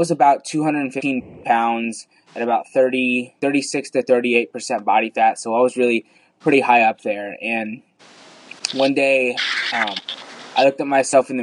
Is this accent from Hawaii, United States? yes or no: no; Southern Illinois, United States; also born or lived in India; I've grown up in Southern Illinois my whole life